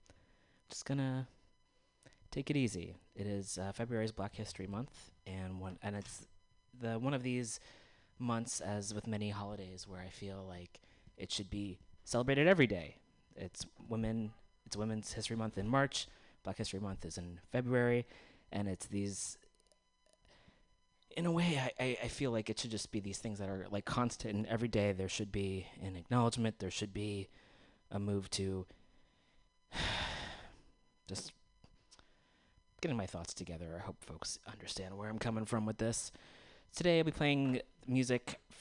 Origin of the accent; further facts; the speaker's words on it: Bay Area, California, United States; growing up, even in the Bay Area for most of it